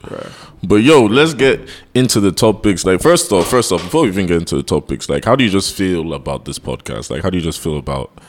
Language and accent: English; Nigeria; we're Nigerian men doing a podcast, so already there's a stigma on our back